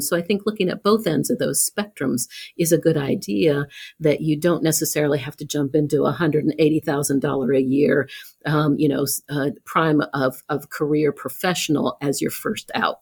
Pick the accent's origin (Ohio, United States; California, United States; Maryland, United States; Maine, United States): Ohio, United States; Columbus; I grew up in Columbus